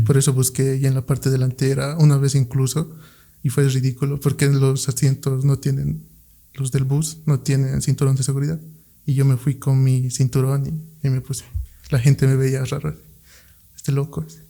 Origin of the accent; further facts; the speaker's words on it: Potosí, Bolivia; moved away; Yo en Potosí, yo soy de Potosí